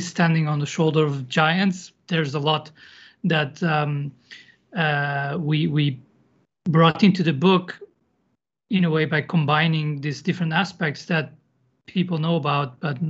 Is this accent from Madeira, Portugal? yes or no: no; Lisbon, Portugal; moved away as an adult; now in Madrid, Spain; I'm originally from Lisbon, Portugal, and I've moved around a bit, so I've lived in a few different countries, and now I live in Madrid